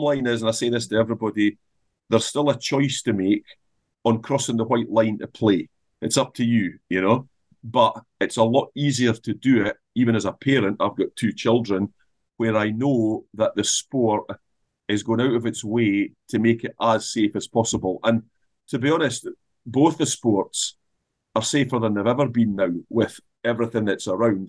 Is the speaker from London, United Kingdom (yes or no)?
no; Scotland, United Kingdom; if I'm looking at Scotland, we're Scottish, right? We've got a Scottish culture.